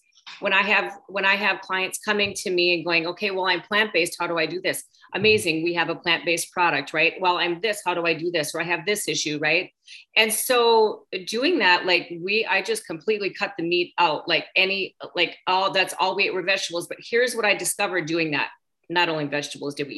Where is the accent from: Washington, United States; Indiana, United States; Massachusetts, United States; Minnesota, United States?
Minnesota, United States; moved away as an adult; now in Florida, United States; I'm originally from Minnesota, which is where Susan is from